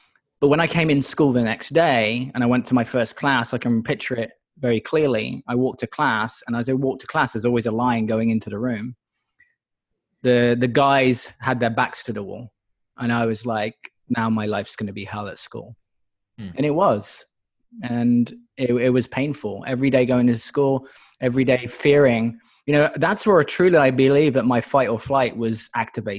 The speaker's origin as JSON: {"language": "English", "town": "Exeter", "region": "South West England", "country": "United Kingdom", "tie": "born or raised there", "moved": "as an adult", "lives_now": "United States", "said": "Exeter in the UK originally."}